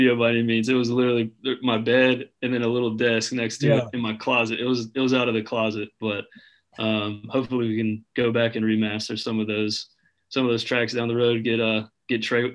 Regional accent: Birmingham, Alabama, United States; moved away as an adult; also born or lived in Auburn, Alabama; now in Nashville, United States; I was back home in Birmingham for the summer for 3 months or so, and then I moved up here in September

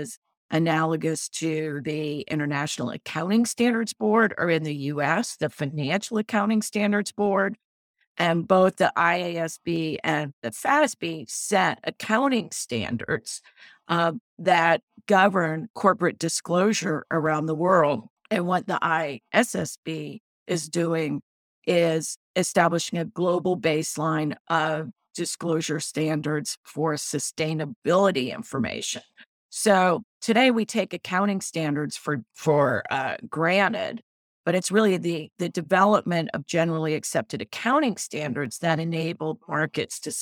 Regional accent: New Orleans, Louisiana, United States; I grew up in New Orleans

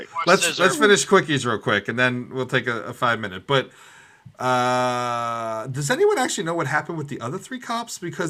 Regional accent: New York City, New York, United States; the Bronx in the neighborhood that Balls and I grew up

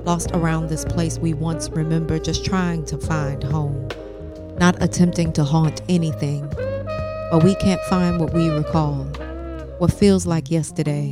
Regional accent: St. Louis, Missouri, United States; moved away; returning back home to my hometown of St. Louis, Missouri

